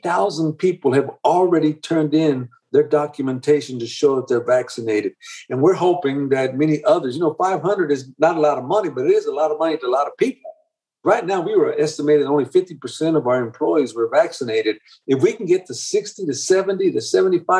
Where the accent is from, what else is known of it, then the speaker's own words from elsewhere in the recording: Dallas, Texas, United States; I'm an immigrant. I just tell them all the time that I'm an immigrant and I grew up in Dallas, in the inner city of Dallas.